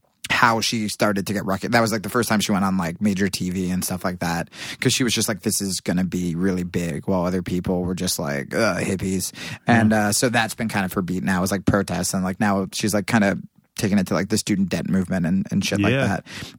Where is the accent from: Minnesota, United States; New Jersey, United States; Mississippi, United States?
New Jersey, United States; Pennington; Pennington, New Jersey.